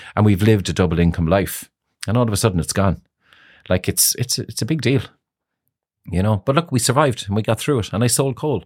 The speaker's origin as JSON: {"language": "English", "country": "Ireland", "tie": "born or raised there", "also_born_or_lived": "Moscow, Russia", "said": "We were very, very, very close family growing up in Greenfields"}